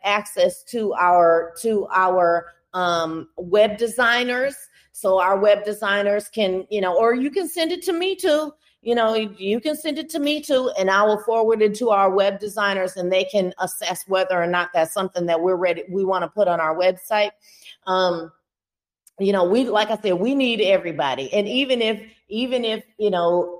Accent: Houston, Texas, United States; moved away; I'm originally from Houston

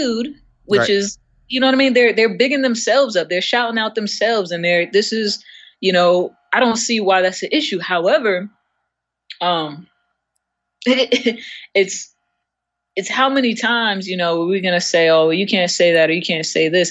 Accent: New York, United States; I am from New York.

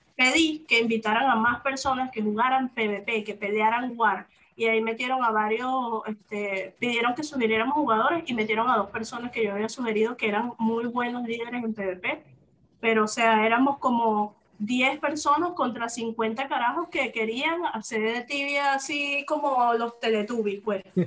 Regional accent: Venezuela; moved away as an adult; now in Mexico; yo me vine de Venezuela hace dos años

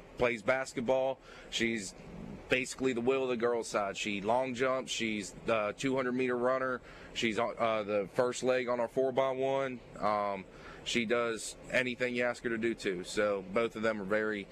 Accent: Pittsburgh, Pennsylvania, United States; moved away as an adult; now in Mobile, United States; I grew up in Pittsburgh. My family's from Western Ohio

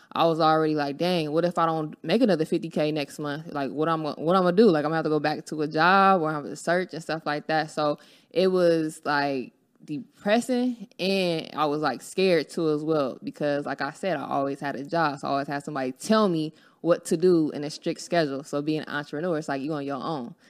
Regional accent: Los Angeles, California, United States; I'm from Los Angeles, California

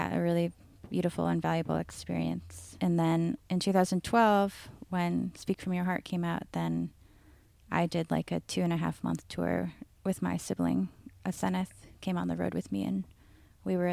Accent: Seattle, Washington, United States; I grew up in North Seattle

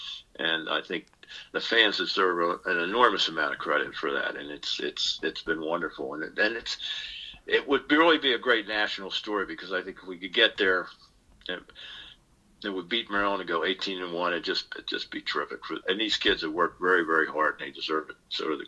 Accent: Ireland; Now, I'm an Irishman. You know, there are two kinds of Irishmen.

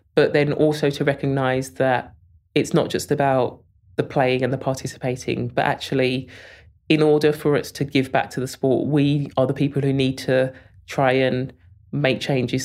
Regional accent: Birmingham, West Midlands, United Kingdom; I was born in Selly Oak and raised there.

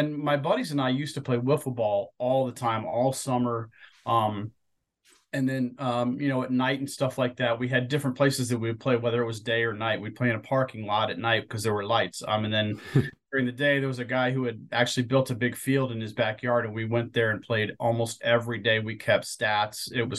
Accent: Ohio, United States; I have a few close friends who were big Brewers fans at that time, even though we were growing up in Ohio.

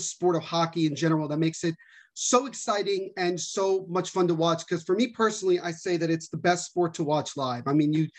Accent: New Jersey, United States; I'm born and raised in New Jersey

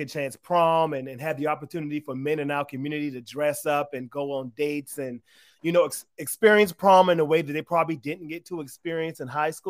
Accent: Charleston, South Carolina, United States; accent: Gullah Geechee; now in Atlanta, United States; that's where I grew up as a mixed race Black man with a white mom. In yeah, Charleston, South Carolina

